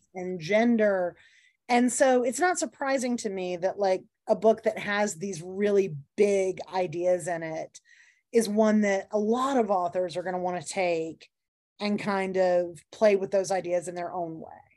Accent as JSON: {"language": "English", "region": "the South", "country": "United States", "tie": "born or raised there", "said": "my home state"}